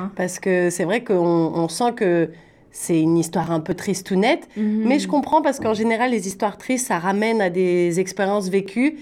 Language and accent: French; France; now in Canada; Moi, je viens de France